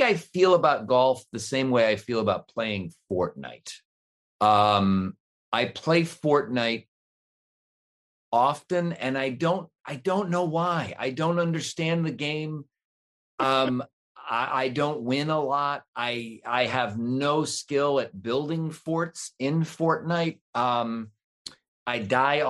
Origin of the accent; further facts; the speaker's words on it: Cleveland, Ohio, United States; I grew up in Cleveland